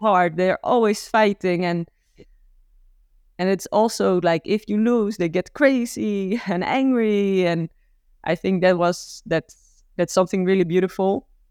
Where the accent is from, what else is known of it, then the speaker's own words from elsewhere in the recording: Gouda, South Holland, Netherlands; I'm from Gouda